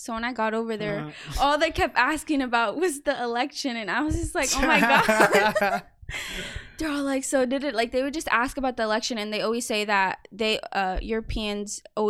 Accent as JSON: {"language": "English", "country": "United States", "said": "are you American? And I would be like, yeah."}